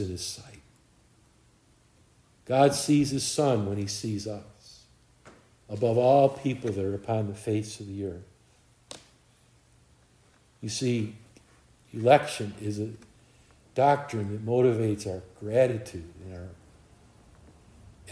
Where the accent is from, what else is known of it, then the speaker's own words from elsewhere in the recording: United States; I'm an American.